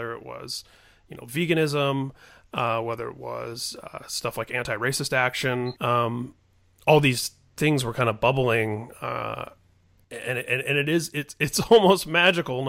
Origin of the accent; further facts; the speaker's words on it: Indiana, United States; I grew up in Indiana